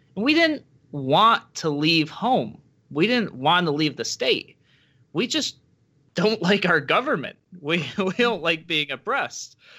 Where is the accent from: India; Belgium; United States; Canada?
United States; Rochester, New York; I am a native New Yorker, born and raised in Rochester, New York